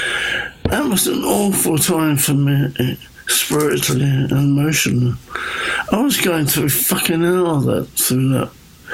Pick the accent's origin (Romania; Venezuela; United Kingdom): United Kingdom; England; growing up in England